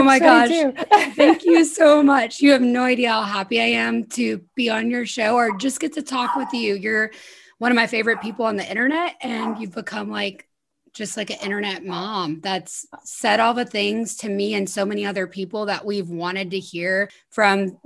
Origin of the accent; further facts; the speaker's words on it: South Louisiana, United States; I was born in South Louisiana. So very Southern, very Christian, very Republican community. And I was brought up going to political rallies